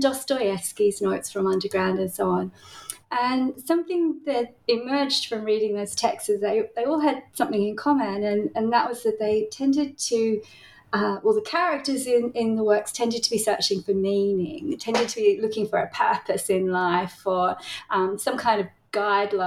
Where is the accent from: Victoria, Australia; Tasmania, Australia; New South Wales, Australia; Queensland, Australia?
Tasmania, Australia; now in Melbourne, Australia; I grew up in Tasmania